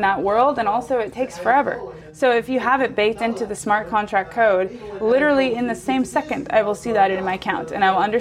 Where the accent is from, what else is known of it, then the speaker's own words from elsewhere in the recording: United States; moved away; I'm American